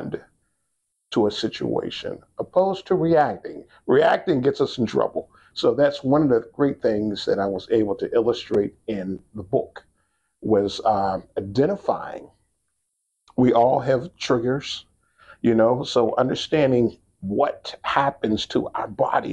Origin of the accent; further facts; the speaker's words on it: Pittsburgh, Pennsylvania, United States; originally from Pittsburgh, Pennsylvania, born on the north side. I'm going to say north side. Today it's North Shore, but north side. Then grew up in Homewood and then East Liberty as well.